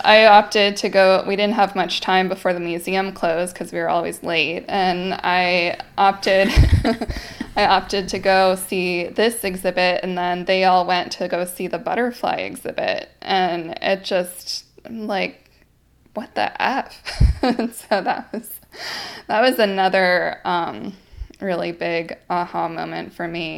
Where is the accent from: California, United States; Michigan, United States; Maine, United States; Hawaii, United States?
California, United States; Tongva land; I'm speaking to you from Tongva land, um, where I grew up